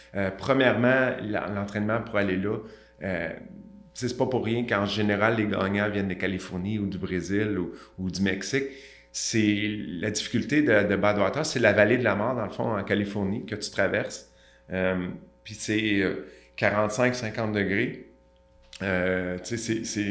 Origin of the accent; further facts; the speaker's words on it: Montreal, Quebec, Canada; je viens de Saint-Michel. Ceux qui ne connaissent pas, c'est un petit peu défavorisé à Montréal.